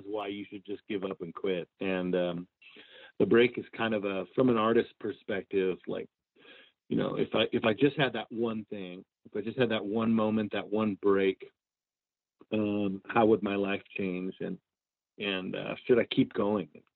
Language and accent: English; Marysville, Washington, United States; moved away as an adult; now in Nashville, United States; I'm born and raised in Marysville, Washington, and kind of cut my teeth playing in the Pacific Northwest before moving to Nashville to pursue music